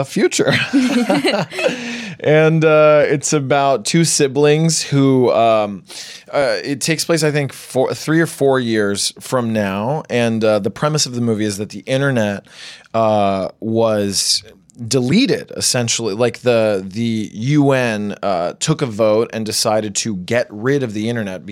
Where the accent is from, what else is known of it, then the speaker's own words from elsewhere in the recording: United States; we're Colombian American, but we grew up here in the States